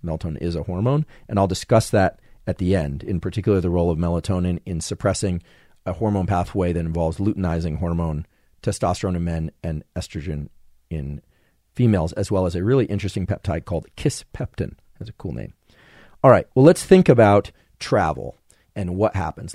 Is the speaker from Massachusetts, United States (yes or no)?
no; California, United States; as a Californian